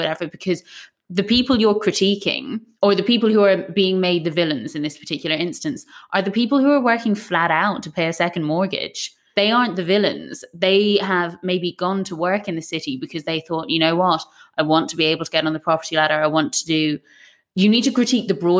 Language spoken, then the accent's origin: English; West Coast of Ireland, west of Ireland, Ireland; now in London, United Kingdom; I'm from the West Coast of Ireland